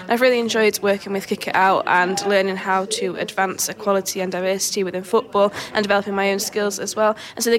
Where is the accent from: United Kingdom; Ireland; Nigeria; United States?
United Kingdom; Whitchurch; I'm 24 and I'm from Whitchurch.